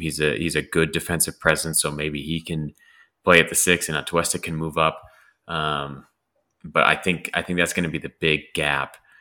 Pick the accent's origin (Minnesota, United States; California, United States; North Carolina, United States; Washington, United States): California, United States; Los Angeles; moved away; also born or lived in Cleveland; I grew up in Los Angeles